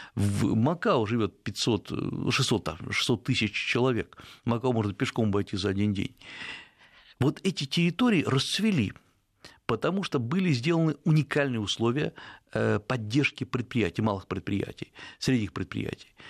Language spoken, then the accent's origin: Russian; Russia; я из России